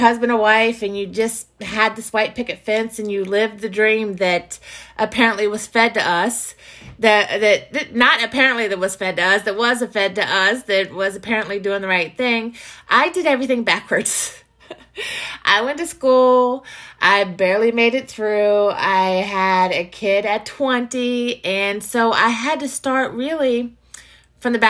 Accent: Virginia, United States; I grew up in Virginia. I've lived in Virginia my entire life.

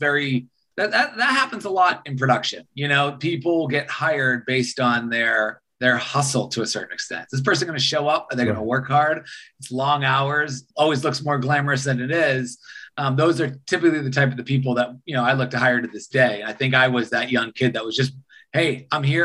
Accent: Boston, Massachusetts, United States; moved away as an adult; also born or lived in Los Angeles; I grew up in Boston, Massachusetts

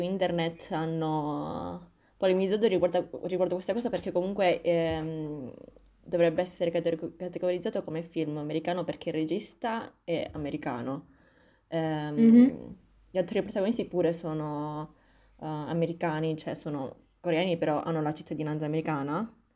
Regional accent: Italy; Noi siamo nate qui, siamo nate e cresciute

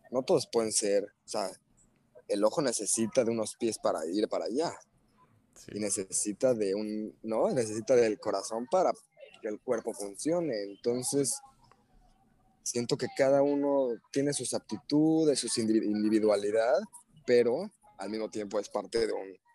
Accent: Mexico; Y ah, bueno, aquí somos mexicanos, pero no, tú eres gringo, tú eres chino.

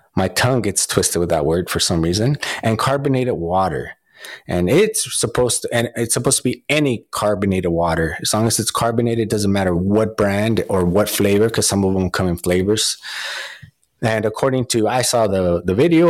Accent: United States; Me being Mexican American

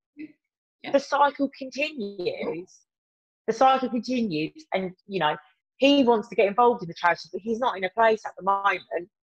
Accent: Birmingham, West Midlands, United Kingdom; accent: Brummie; my terrible Brummy accent

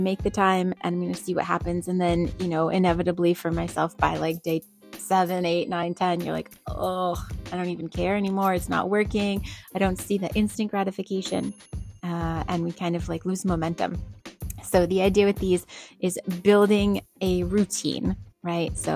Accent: New England, United States; I grew up in New England.

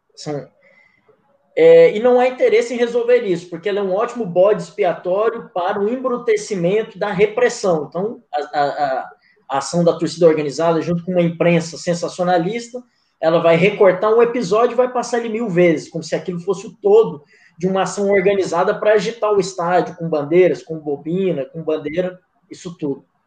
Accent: Goiânia, Goiás, Brazil; como um bom campineiro

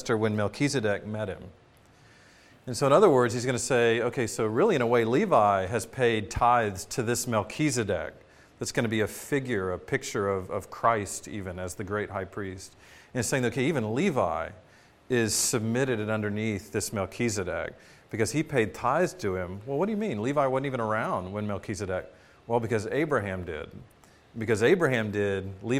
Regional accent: United States; as American citizens

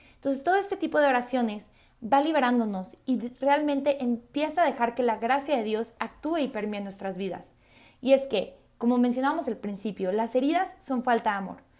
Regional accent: Mexico City, Mexico; also born or lived in Mérida; soy de la Ciudad de México

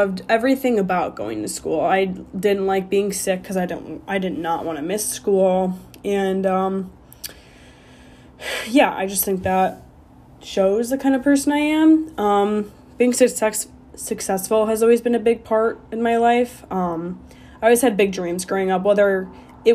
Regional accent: Illinois, United States; moved away as an adult; also born or lived in Arizona; I grew up in Illinois, just a small little suburb

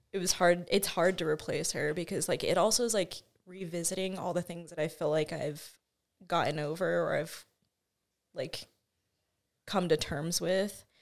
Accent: Albuquerque, New Mexico, United States; also born or lived in Moriarty, New Mexico; I grew up born and raised in Albuquerque

